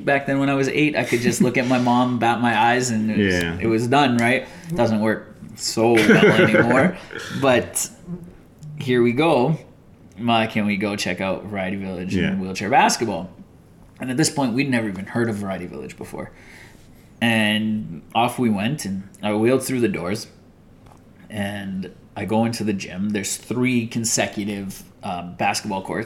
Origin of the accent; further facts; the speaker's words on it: Toronto, Ontario, Canada; White boy growing up in Toronto